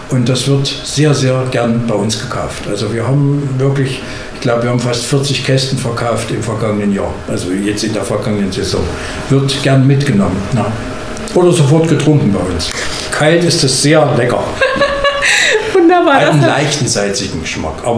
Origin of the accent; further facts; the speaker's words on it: Bad Frankenhausen, Thuringia, Germany; Also erstmal bin ich gebürtiger Frankenhäuser oder Frankenhisser Suezkopf, wenn man es richtig bezeichnet. So heißen wir nämlich umgangssprachlich.